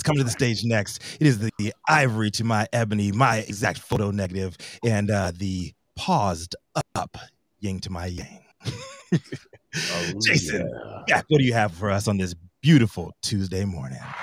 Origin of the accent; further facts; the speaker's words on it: Virginia, United States; I'm from Virginia and the moonshine bootlegging capital of the world